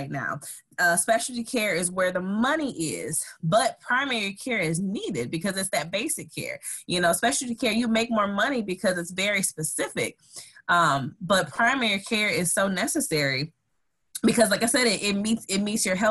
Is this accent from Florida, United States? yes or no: no; Saginaw, Michigan, United States; I'm originally from Saginaw, Michigan.